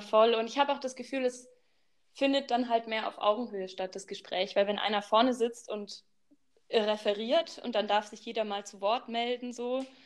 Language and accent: German; Baden-Württemberg, Germany; moved away as an adult; now in Bavaria, Germany; ich studiere in Bayern und ich komme aus Baden-Württemberg